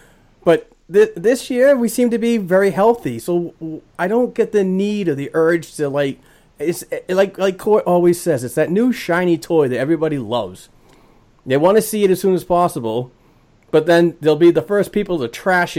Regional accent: Boston, Massachusetts, United States; He's coming to my home. He's coming to my hometown.

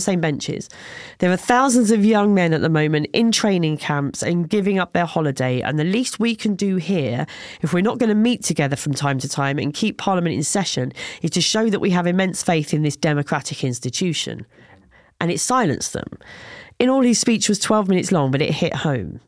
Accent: England, United Kingdom; I said I was from England

